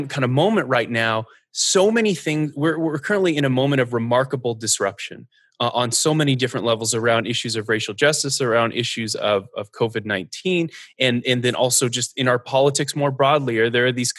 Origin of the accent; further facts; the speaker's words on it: Northern Arizona, United States; I grew up in Northern Arizona, where there is a lot of wilderness.